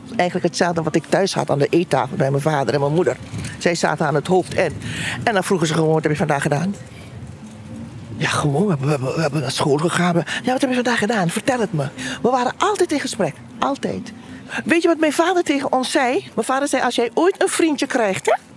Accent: Aruba; now in Tilburg, Netherlands; geboren op Aruba uit Surinaamse ouders

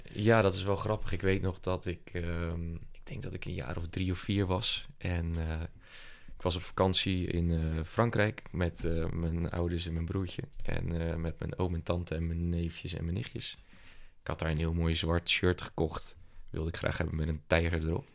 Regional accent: Papendrecht, South Holland, Netherlands; also born or lived in Dordrecht; now in Rotterdam, Netherlands; woonachtig in Rotterdam, geboren in Dort en opgegroeid in Papendrecht

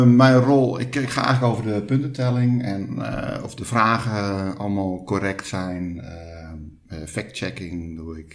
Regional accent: Hoorn, North Holland, Netherlands; moved away as an adult; now in Alkmaar, Netherlands; opgegroeid in Hoorn maar al ruim 25 jaar woonachtig in Alkmaar.

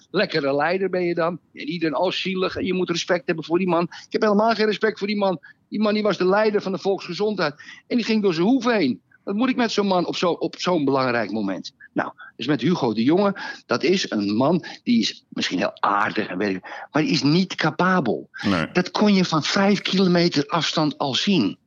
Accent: Amsterdam, North Holland, Netherlands; ik kom uit Amsterdam

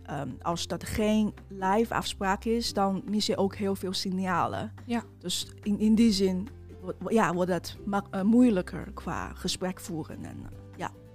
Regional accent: China; now in Netherlands; oorspronkelijk kom ik uit China. inmiddels woon ik al meer dan tien jaar in Nederland

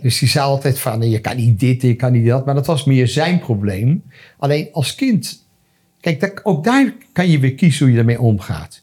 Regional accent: Amsterdam, North Holland, Netherlands; also born or lived in France; want iedereen wist dat ik uit Amsterdam kwam

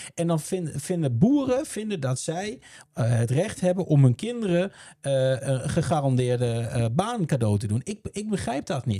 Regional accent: Netherlands; Ik ben ook een Nederlander.

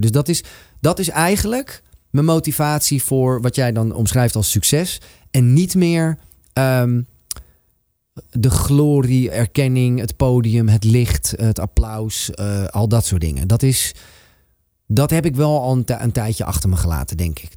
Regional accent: Amsterdam, North Holland, Netherlands; Van waar ik vandaan kom was in dit geval een heel Amsterdamse eh, schoffie type.

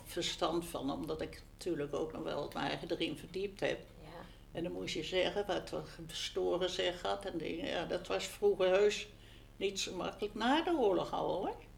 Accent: Utrecht, Netherlands; Ik ben geboren in de Vijgenboomstraat in 1931

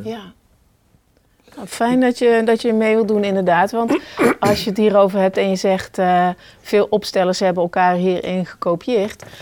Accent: Oisterwijk, North Brabant, Netherlands; als ik weer loop in de bossen van Oosterwijk, hè, dat is mijn geboortedorp

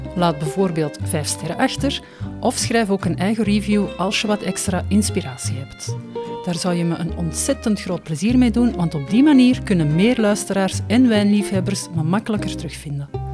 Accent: Brussels, Brussels-Capital Region, Belgium; bij ons in Brussel

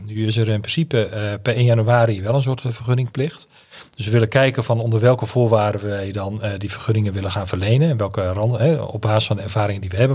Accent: Drachten, Friesland, Netherlands; moved away as an adult; also born or lived in Leeuwarden / Grou; now in Groningen, Netherlands; ik ben in Leeuwarden geboren en opgegroeid in Grauw en in Drachten

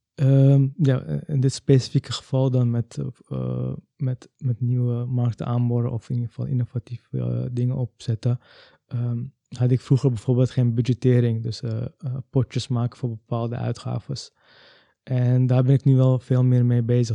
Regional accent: Amsterdam, North Holland, Netherlands; Ik ben zelf wel geboren in Amsterdam

